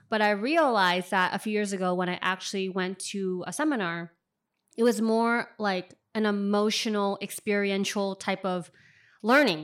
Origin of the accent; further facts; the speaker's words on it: San Francisco, California, United States; moved away as an adult; also born or lived in China; now in New York, United States; I lived in, lived in and grew up in Richmond